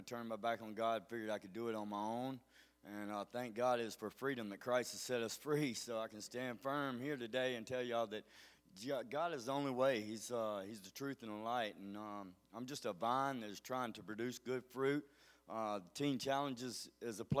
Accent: Mobile, Alabama, United States; I come from Mobile, Alabama

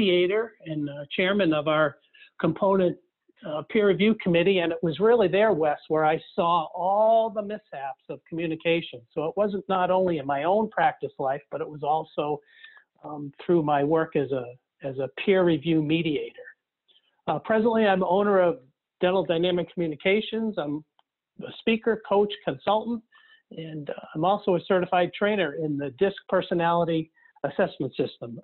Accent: Nashua, New Hampshire, United States; also born or lived in Wolfeboro, New Hampshire; my hometown dentist back in Nashville, New Hampshire.

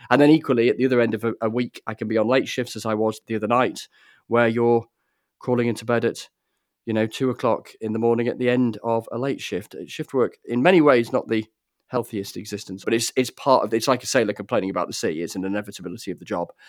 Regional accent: Grassington, Yorkshire and the Humber, United Kingdom; when I was growing up in Gressington in the Yorkshire Dales.

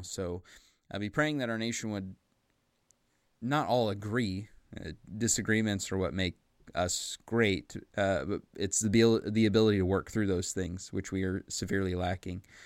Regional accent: United States; I'm an American. I live in America, you know, the United States of America

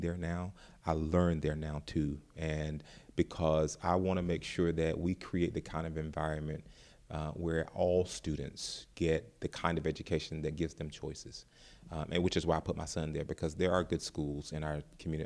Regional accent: North Carolina, United States; now in Ferguson, United States; I'm not from Ferguson, Florissant area. I'm from North Carolina

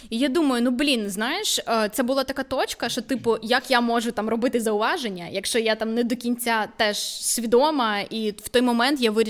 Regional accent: Vinnytsia, Vinnytsia Oblast, Ukraine; Я теж з Вінниці. Вінниця місто суржика, насправді.

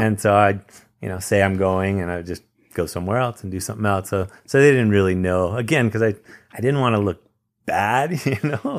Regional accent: Campbell, California, United States; I grew up in Campbell, California, which is just a few minutes away from you in San Jose

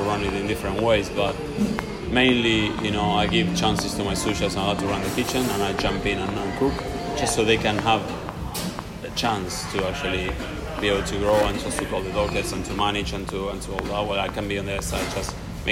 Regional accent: Buenos Aires, Argentina; moved away; I'm from Buenos Aires, and Buenos Aires is half Italian, half Spanish.

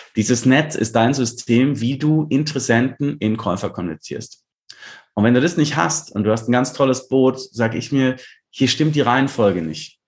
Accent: Lindau, Bavaria, Germany; Lindau, klar, ist meine Heimatstadt

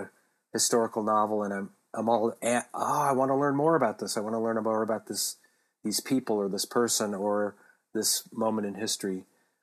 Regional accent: Michigan, United States; growing up in the Midwest, growing up in Michigan

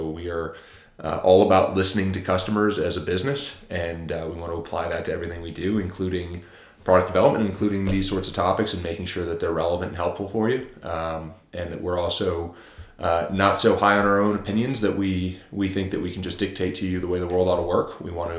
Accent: Japan; born there; Actually, I was born in Japan.

